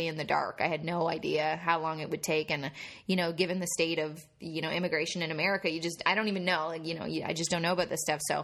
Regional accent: Canada; moved away; I'm too Canadian

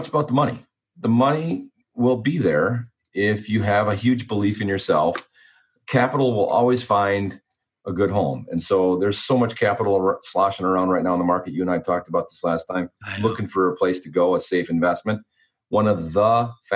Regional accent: Wisconsin, United States; moved away; also born or lived in Minneapolis, Minnesota / Bloomington, Minnesota; I grew up in Wisconsin and I lived in Minneapolis, Bloomington for a long time

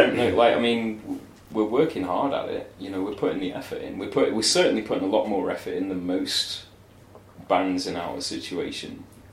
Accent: Manchester, North West England, United Kingdom; I'm from the darkest ghettos of Manchester.

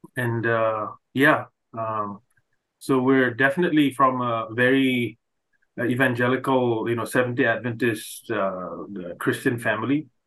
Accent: Manipur, India; now in Canada; growing up I I could have never imagined uh, the state like my home state Manipur

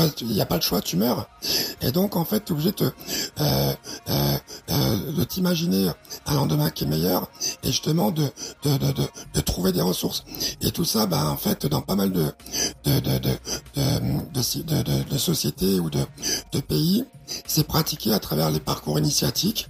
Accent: Chad; ma petite gloriole tchadienne

